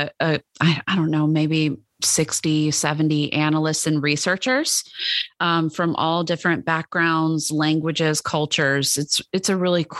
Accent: Dallas, Texas, United States; I'm from Dallas, Texas

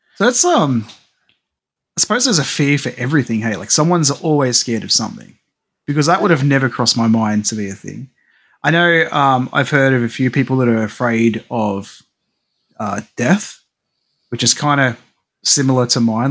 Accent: Australia; as an Aussie

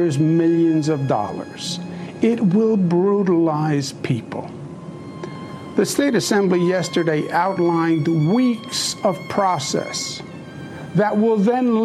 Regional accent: New York, United States; I am a New Yorker, born and bred

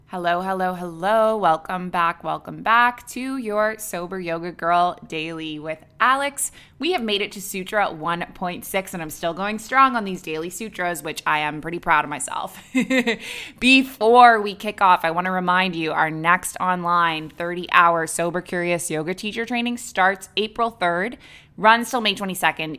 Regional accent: Canada; moved away as an adult; also born or lived in Dubai / Abu Dhabi; now in Bali, Indonesia; I'm a Canadian who moved across the world at age twenty-three, and I never went back

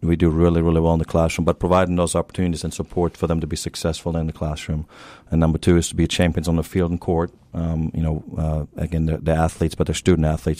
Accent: Germany; accent: German; moved away as an adult; also born or lived in Tennessee, United States; now in Beaumont, United States; I'm originally from Germany, so you hear that German accent once in a while

